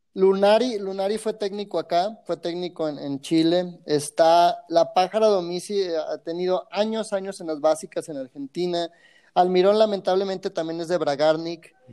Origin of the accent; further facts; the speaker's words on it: Guadalajara, Jalisco, Mexico; los tapatíos somos muy diferentes a, los de alrededor